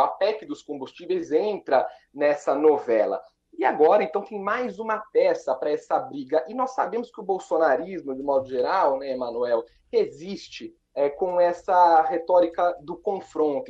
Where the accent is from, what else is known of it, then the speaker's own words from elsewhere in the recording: Bragança Paulista, São Paulo, Brazil; now in Brasília, Brazil; os dois de Bragança Paulista, nascidos e criados